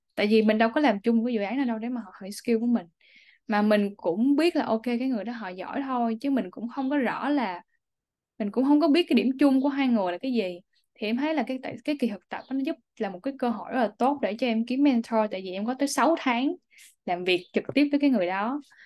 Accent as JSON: {"language": "Vietnamese", "country": "Vietnam", "also_born_or_lived": "Singapore", "moved": "yes", "lives_now": "United States", "said": "em cứ đi đâu em cũng nói là em đến từ Việt Nam"}